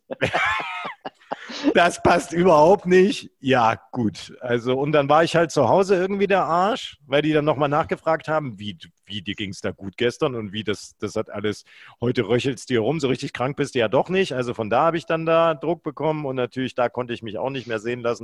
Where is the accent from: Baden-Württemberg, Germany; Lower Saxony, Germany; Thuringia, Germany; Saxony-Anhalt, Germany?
Thuringia, Germany; Gera; now in Düsseldorf, Germany; ich als Kind im Uranbergbau Lurren geschoben habe